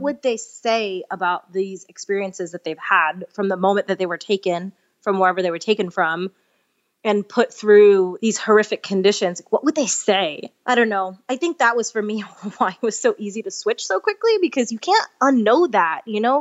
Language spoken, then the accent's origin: English; New York, United States; moved away; I'm from New York originally, and I had to go back to finish a couple credits at N Y U, and it was my first time back home as a vegan